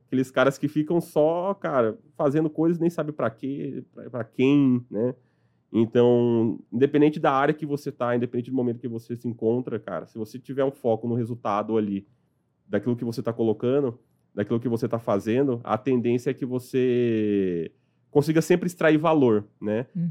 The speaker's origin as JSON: {"language": "Portuguese", "town": "Sorocaba", "region": "São Paulo", "country": "Brazil", "tie": "born or raised there", "also_born_or_lived": "Piauí", "said": "Quando meu pai me importou de volta para São Paulo, eu fui morar com eles em, em Sorocaba"}